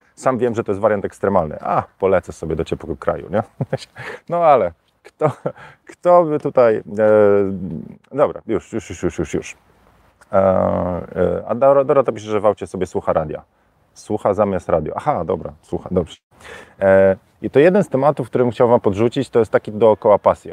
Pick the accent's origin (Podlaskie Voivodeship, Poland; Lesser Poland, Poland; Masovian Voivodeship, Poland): Masovian Voivodeship, Poland; Warsaw; now in Tenerife, Spain; jestem z Warszawy